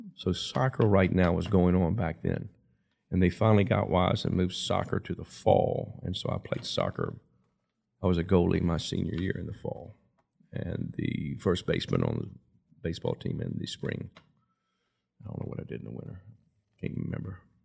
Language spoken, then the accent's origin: English; Lynchburg, Virginia, United States; also born or lived in Altavista; I was born and raised in Lynchburg and went to school, public school through Lynchburg up to my freshman year